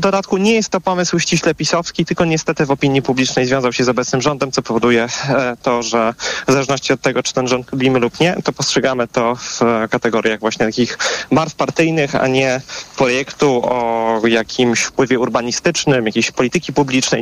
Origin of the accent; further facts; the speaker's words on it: Warsaw, Masovian Voivodeship, Poland; ja sam zresztą jestem osobą z Warszawy